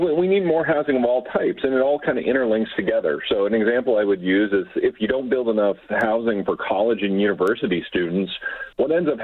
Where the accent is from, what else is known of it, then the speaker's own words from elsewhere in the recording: London, Ontario, Canada; a place like London, Ontario, my hometown